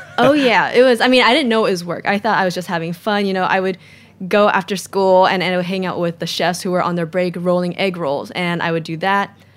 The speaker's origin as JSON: {"language": "English", "town": "San Diego", "region": "California", "country": "United States", "tie": "born or raised there", "also_born_or_lived": "Orange County / Bay Area / Los Angeles", "moved": "as an adult", "lives_now": "New York, United States", "said": "I grew up in San Diego, and that was the mecca of beer"}